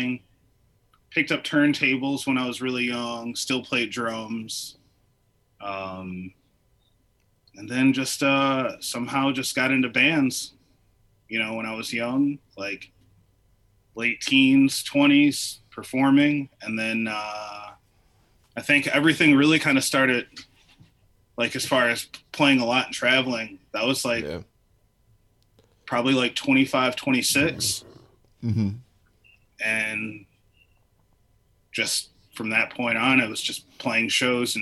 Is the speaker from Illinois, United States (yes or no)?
no; Michigan, United States; now in Chicago, United States; I'm originally from Michigan